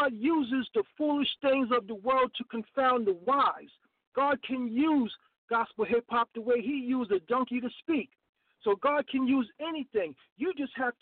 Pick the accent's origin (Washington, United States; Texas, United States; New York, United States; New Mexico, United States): New York, United States; New York City; growing up in the South Bronx, where it was a battle growing up as a teenager and as a young man